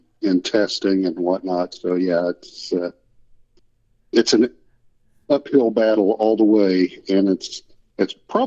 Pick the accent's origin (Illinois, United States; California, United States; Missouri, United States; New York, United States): Missouri, United States; Kansas City; I've grown up here. I'm actually in the greater Kansas City, Missouri area.